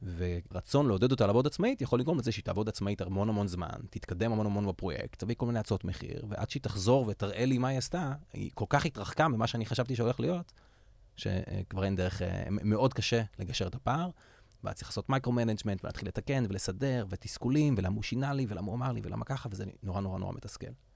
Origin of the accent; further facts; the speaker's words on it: Yavne, Central District, Israel; גדלתי ביבנה, עיר האורות, בירת הראפ.